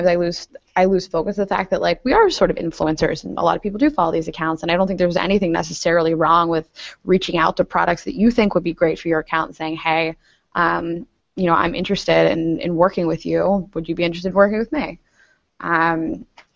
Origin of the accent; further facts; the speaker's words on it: Pittsburgh, Pennsylvania, United States; I grew up in Pittsburgh